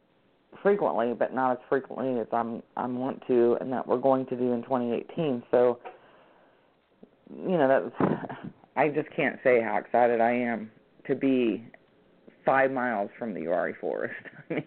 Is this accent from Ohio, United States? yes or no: yes; Ohio, United States; I came from Ohio, which is also a very active area.